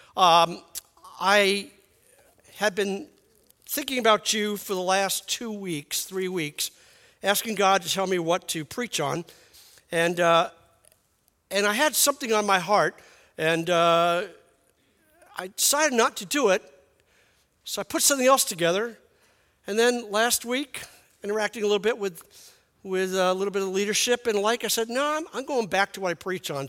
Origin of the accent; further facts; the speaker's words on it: New York City, New York, United States; moved away; I'm from Brooklyn